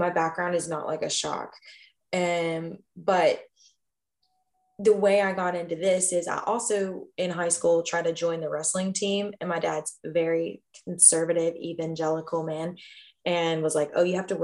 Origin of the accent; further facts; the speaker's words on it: Kentucky, United States; moved away as an adult; now in Austin, United States; my hometown in Kentucky